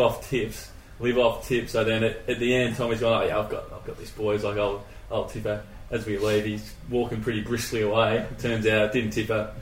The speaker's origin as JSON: {"language": "English", "town": "Perth", "region": "Western Australia", "country": "Australia", "said": "we're from Perth"}